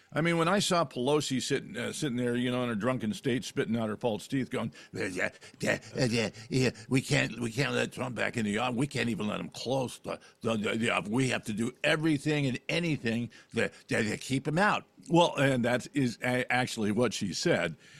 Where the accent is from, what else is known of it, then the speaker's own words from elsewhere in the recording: California, United States; when I was a kid growing up in California